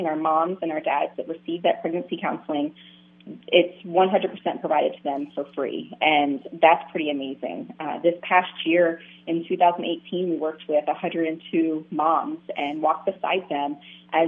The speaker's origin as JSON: {"language": "English", "region": "Pennsylvania", "country": "United States", "moved": "as an adult", "lives_now": "Florida, United States", "said": "I'm from Pennsylvania, so I started with a mentoring program up there"}